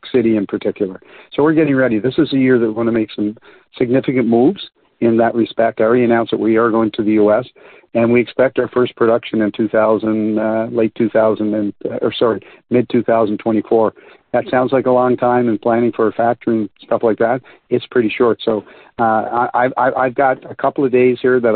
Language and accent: English; Canada; I'm Canadian.